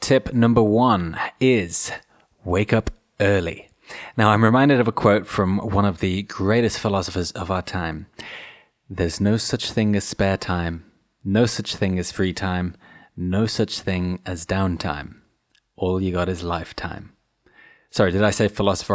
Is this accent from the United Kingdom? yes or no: yes; United Kingdom; being British